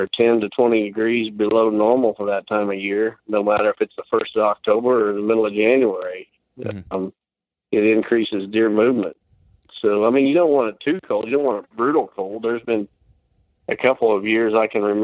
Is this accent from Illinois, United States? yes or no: yes; Illinois, United States; my home state of Illinois